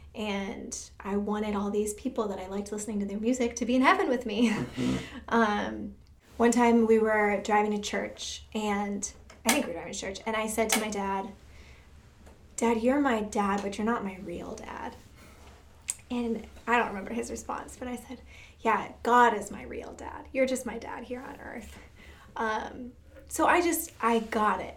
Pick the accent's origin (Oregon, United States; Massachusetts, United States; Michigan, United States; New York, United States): Michigan, United States; I was born in Michigan